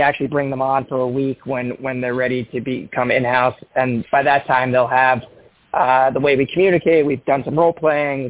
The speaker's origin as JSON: {"language": "English", "area": "Long Island", "region": "New York", "country": "United States", "tie": "born or raised there", "moved": "yes", "lives_now": "Bonita Springs, United States", "said": "I grew up in in Long Island, New York"}